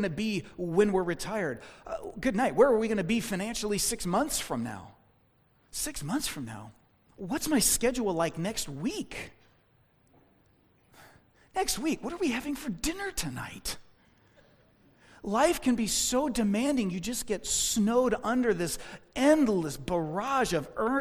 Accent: United States; as American Christians

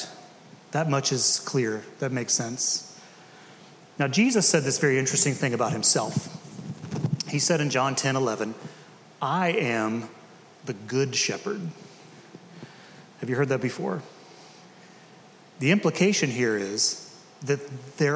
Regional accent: Decatur, United States; I grew up in Decatur

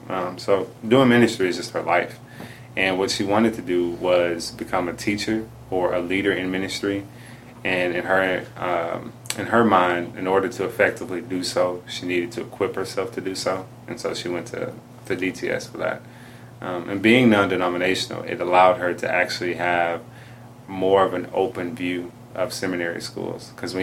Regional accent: Houston, Texas, United States; I was raised in Houston.

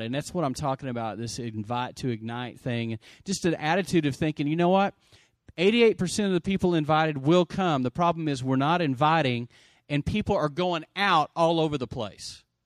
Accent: Lubbock, Texas, United States; I grew up in Lubbock, Texas

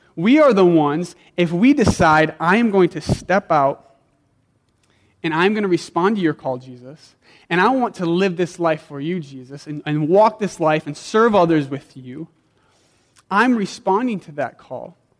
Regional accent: South Dakota, United States; I grew up in South Dakota where we had a big backyard and like seven dogs

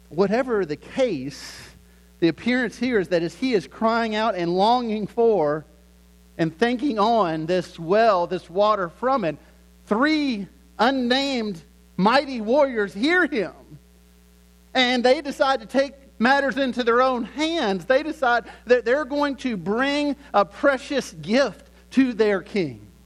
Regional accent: Lynchburg, Virginia, United States; I grew up in Lynchburg, Virginia

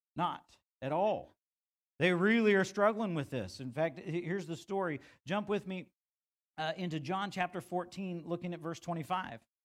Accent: United States; as an American young rebellious man

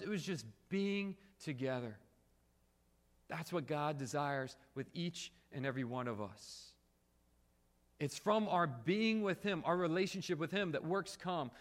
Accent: Springfield, United States; now in South Korea; When I come home from Korea and I, I stay with my parents here in Springfield

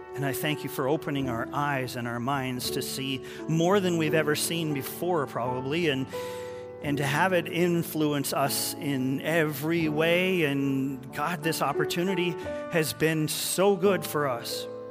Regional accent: Canada; now in United States; I can't even vote. I'm Canadian.

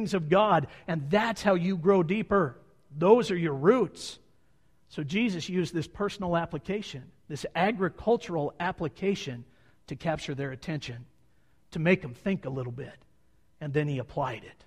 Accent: Montana, United States; we're from Montana

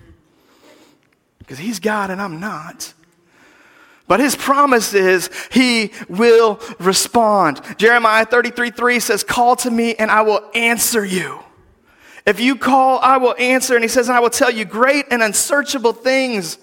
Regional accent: United States; as American Christians

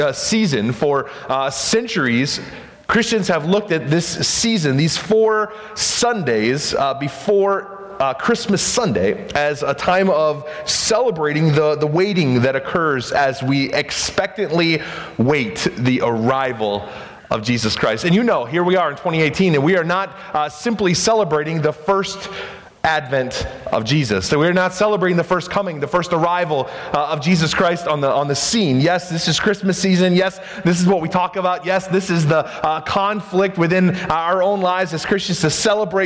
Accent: Spartanburg, South Carolina, United States; I was growing up in South Carolina, Spartanburg, South Carolina

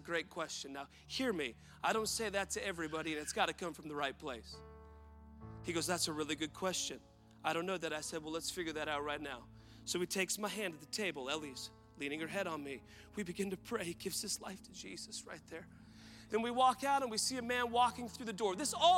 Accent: Woodland, Washington, United States; born and raised in Woodland, Washington

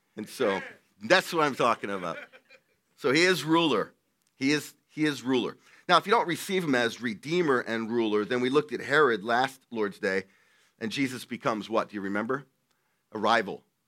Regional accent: Delaware, United States; moved away as an adult; also born or lived in Virginia / New England; I'm from Delaware. I was raised in Delaware

